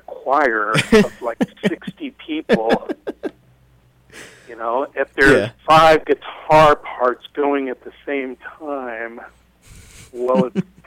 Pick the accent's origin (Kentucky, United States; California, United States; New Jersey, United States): California, United States; Marin County; it was in my hometown